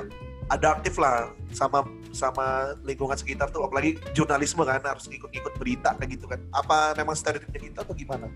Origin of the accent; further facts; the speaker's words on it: Samarinda, East Kalimantan, Indonesia; moved away; satu SMA juga kan di di Samarinda